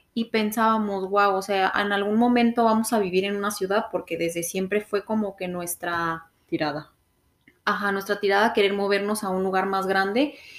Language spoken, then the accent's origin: Spanish; Mexico; moved away as an adult; also born or lived in Vancouver, Canada; now in Calgary, Canada; nosotras como mexicanas